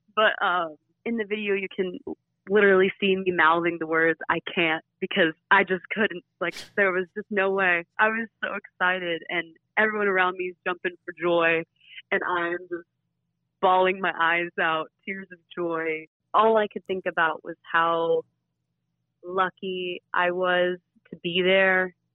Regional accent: Flowery Branch, Georgia, United States; I am originally from Bowery Branch, Georgia.

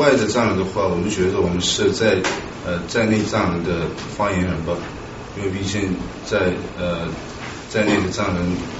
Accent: Lhasa, Tibet, China; moved away; 我我是呢八八年在拉萨出生的，我父母我父母的话从安多，

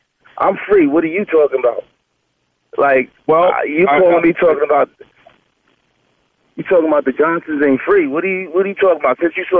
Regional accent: Memphis, Tennessee, United States; born and raised in Tennessee.

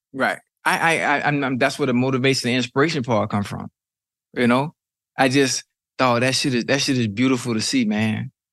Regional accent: Miami, Florida, United States; I'm from Miami. I'm from Liberty City

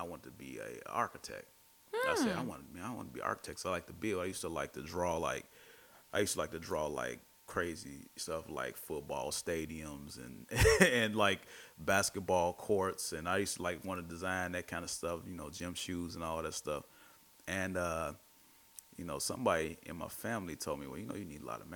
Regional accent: Chicago, Illinois, United States; I'm from the Austin neighborhood.

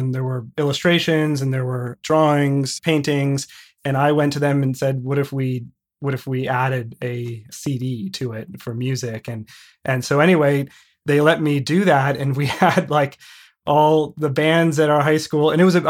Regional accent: just north of Chicago, Illinois, United States; I grew up just north of Chicago in a suburb called Wilmette, basically just like 15 minutes north of Chicago. And I've spent pretty much my whole life in Chicago with the exception of a few years recently.

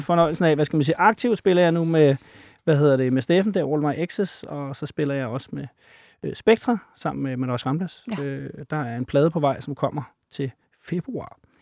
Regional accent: Copenhagen, Capital Region of Denmark, Denmark; fra Valby

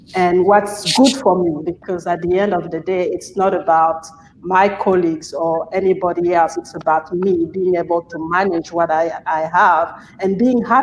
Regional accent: Gabon; I'm originally from Gabon

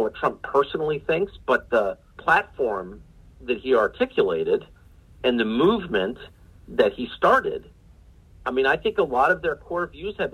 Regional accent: Washington, District of Columbia, United States; I'm from Washington

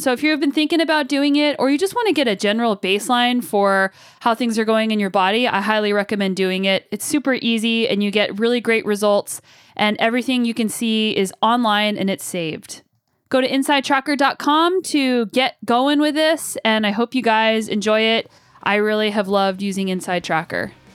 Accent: United States; now in Canada; living in Canada and being an American

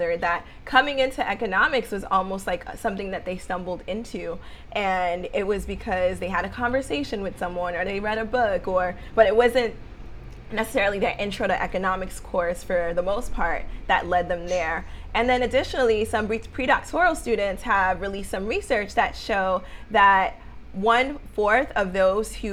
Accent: New York City, New York, United States; what I saw in New York, growing up in Harlem, growing up in the Bronx

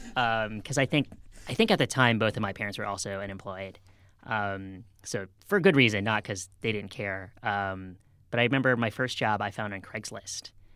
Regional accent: outside of Boston, Massachusetts, United States; moved away; I grew up outside of Boston

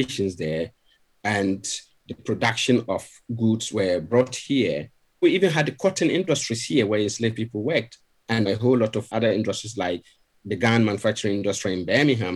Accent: Ghana; moved away as an adult; now in Sheffield, United Kingdom; I'm originally from Ghana, even though I'm British now. I've been British for over 20 years now, but I still see myself as a Ghanaian

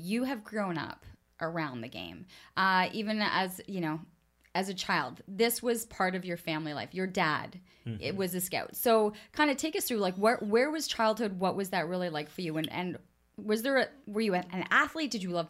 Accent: Ottawa, Ontario, Canada; when you grow up in the city and you see how it evolved. I mean, I remember the construction of Hunt Club, like mm-hmm. a Hunt Club road, like that was farmland. You know, so when you talk about kind of growing up on Innis

